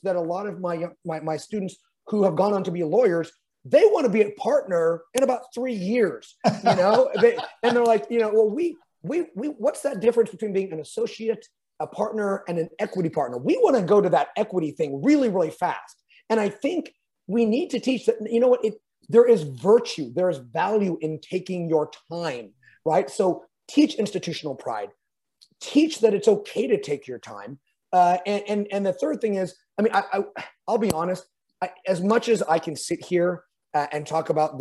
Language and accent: English; California, United States; I'm a Californian.